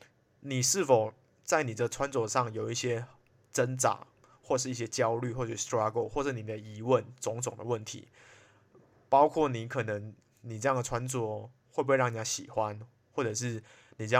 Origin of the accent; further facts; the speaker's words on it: Malaysia; 我是来自马来西亚，可是已经不太像马来西亚人的…。